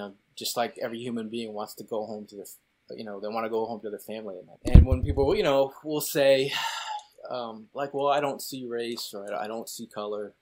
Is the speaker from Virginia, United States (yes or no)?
no; Connecticut, United States; moved away; also born or lived in New York City area; growing up in Connecticut